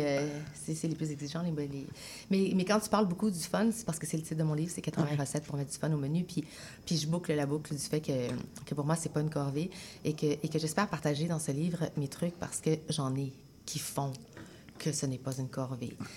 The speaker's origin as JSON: {"language": "French", "town": "Sainte-Foy", "region": "Quebec", "country": "Canada", "tie": "born or raised there", "also_born_or_lived": "Chile", "said": "je suis profondément québécoise, j'ai grandi à Sainte-Foy, mais je suis une Chilienne née au Chili"}